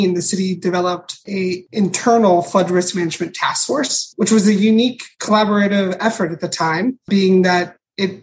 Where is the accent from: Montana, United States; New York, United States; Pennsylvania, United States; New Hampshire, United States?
Pennsylvania, United States; Pittsburgh; moved away as an adult; now in Philadelphia, United States; I'm actually from Pittsburgh, PA, so the littler of the two big cities in Pennsylvania